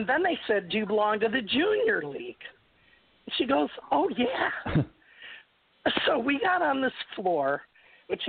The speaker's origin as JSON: {"language": "English", "town": "Chicago", "region": "Illinois", "country": "United States", "moved": "yes", "lives_now": "southern Illinois, United States", "said": "I'm from the Chicago area, but now I live in southern Illinois."}